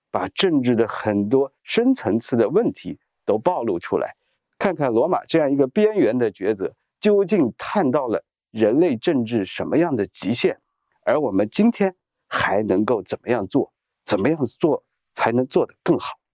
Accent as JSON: {"language": "Chinese", "country": "China", "said": "我们中国人"}